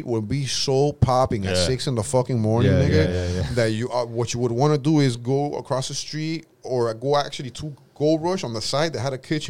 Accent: Miami, Florida, United States; Kids like us that we grew up in Miami

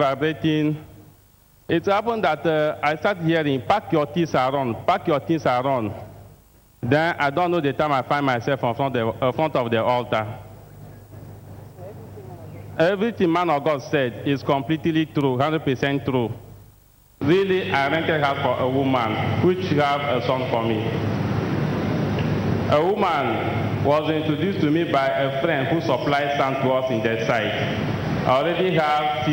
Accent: Togo; I'm from Togo

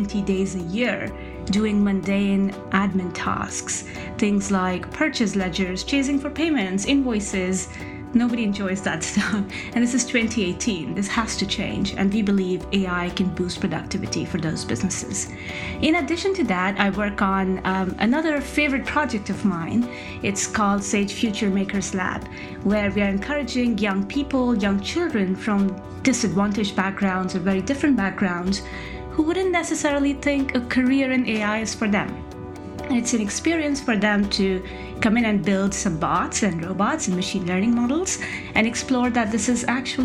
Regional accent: Rajasthan, India; I grew up in Rajasthan in India

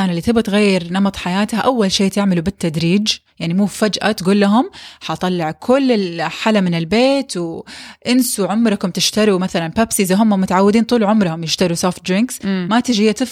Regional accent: Saudi Arabia; مثلا عندنا في السعوديه نقص كبير من الفيتامين دي

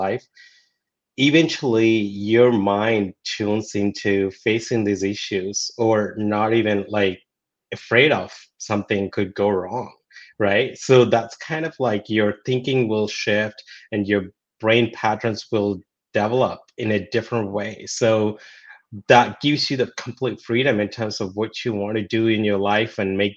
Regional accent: India; moved away; growing up in India, you know, the basics necessities wasn't there.

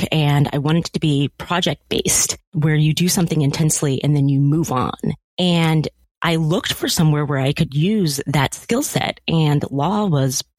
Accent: California, United States; as a Black family growing up in California

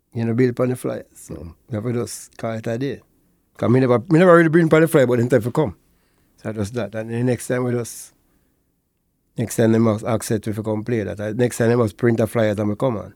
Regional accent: Portmore, Saint Catherine, Jamaica; born and raised in Portmore

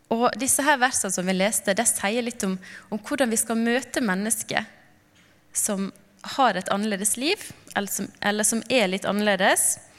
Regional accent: Knarvik, Vestland, Norway; also born or lived in Lofoten; now in Narvik, Norway; kom jeg opprinnelig fra Knarvik, og nå bor vi i Narvik.

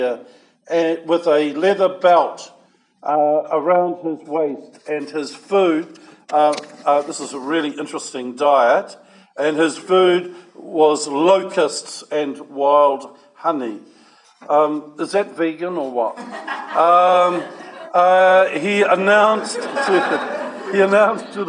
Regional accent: Levin, Manawatū-Whanganui, New Zealand; I was born in Levin, in a maternity hospital there. And my mother and I returned to our family farm at just north of Levin

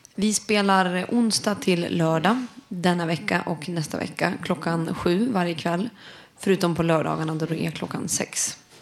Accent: Sweden; vi som vita medelklass svenskar

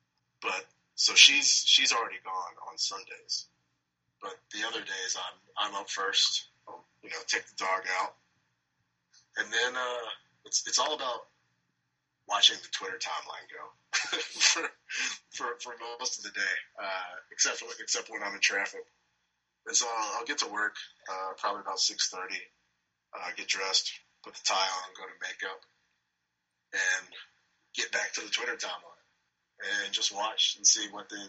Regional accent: Birmingham, Alabama, United States; now in Los Angeles, United States; when you're born and raised in Birmingham, Alabama

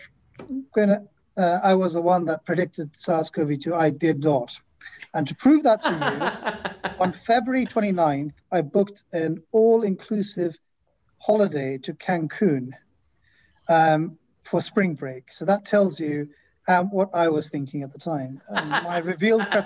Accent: Philadelphia, Pennsylvania, United States; I'm not from Boston, I'm from Philadelphia

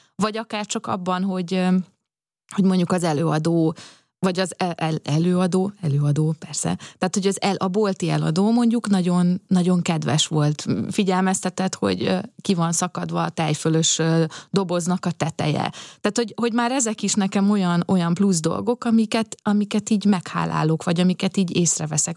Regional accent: Szigetcsép, Pest, Hungary; az én gyerekkoromban, amikor Szigetcsében még iszonyatosan nagy, ö, bálok voltak

